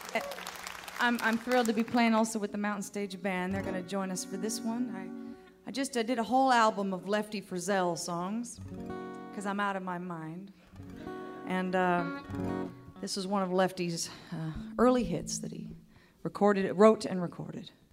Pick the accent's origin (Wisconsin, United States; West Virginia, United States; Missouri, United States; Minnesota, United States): Minnesota, United States; now in Austin, United States; I'm originally from Minnesota